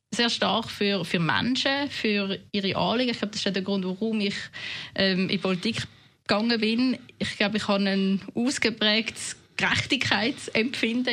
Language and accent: German; Winterthur, Zurich, Switzerland; accent: Zurich dialect; also born or lived in Basel-Landschaft; als Neunjährige auf Winterthur kommt, in, im Kanton Zürich, tun man relativ schnell den Dialekt anpassen